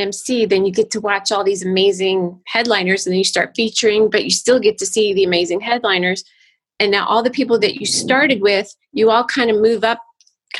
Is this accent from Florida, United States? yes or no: yes; Florida, United States; moved away as an adult; also born or lived in Los Angeles; we have family here because I grew up in Florida